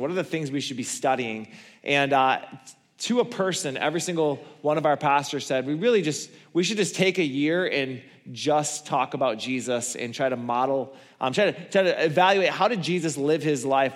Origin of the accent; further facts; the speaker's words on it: Borculo, Michigan, United States; I come from Borgulo.